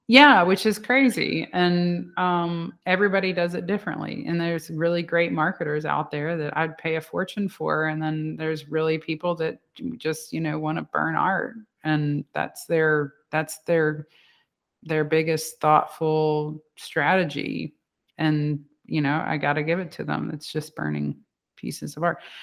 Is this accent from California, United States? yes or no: no; Louisiana, United States; I'm from Louisiana